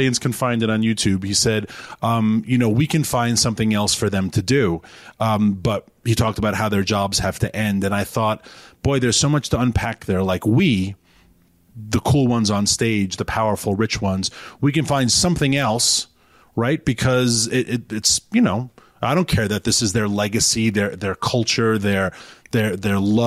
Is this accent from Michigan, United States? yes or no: no; New York City, New York, United States; moved away as an adult; also born or lived in Washington, D.C. / rural Virginia; now in Virginia, United States; I'm from New York City originally.